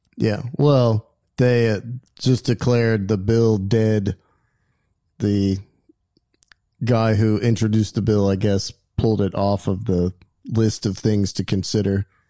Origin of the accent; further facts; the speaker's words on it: West Virginia, United States; I've known since I was a kid growing up in West Virginia